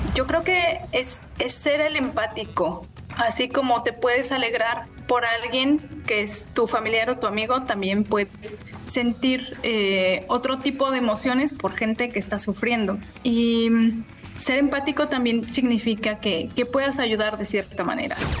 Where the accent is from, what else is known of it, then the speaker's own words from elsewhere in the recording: Mexico City, Mexico; Soy originaria de Ciudad de México